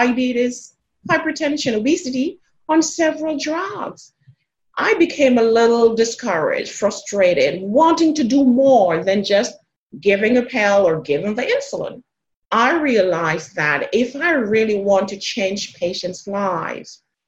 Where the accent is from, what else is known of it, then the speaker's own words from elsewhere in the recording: Jamaica; now in South Texas, United States; I am originally from Jamaica